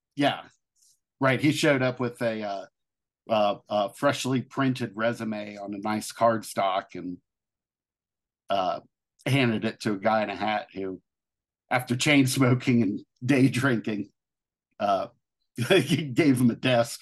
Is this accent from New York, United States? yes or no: no; Cincinnati, Ohio, United States; moved away; my hometown of, uh, Cincinnati, Ohio